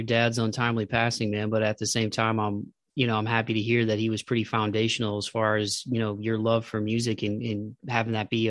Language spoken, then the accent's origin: English; Toledo, Ohio, United States; I'm from Toledo as well, and I just stayed home and went to the University of Toledo because it was easy to commute.